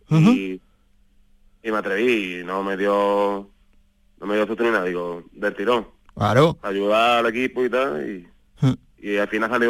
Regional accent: Almargen, Andalusia, Spain

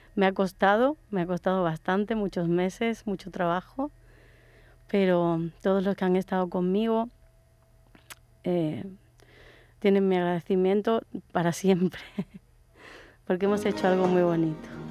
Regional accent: Málaga, Andalusia, Spain; also born or lived in Córdoba; soy de Córdoba, pero me vine con cinco años a Málaga y viví en el palo con mis abuelos

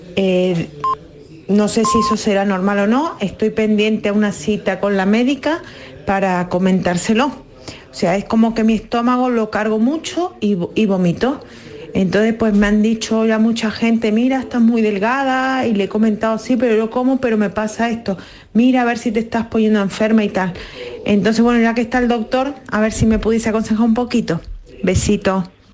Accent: Málaga, Andalusia, Spain; soy de Málaga

